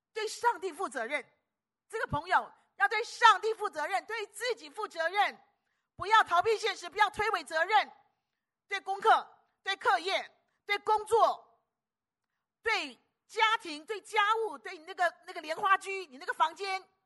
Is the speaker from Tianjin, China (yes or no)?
no; Guangdong, China; 我们广东人讲要够烦的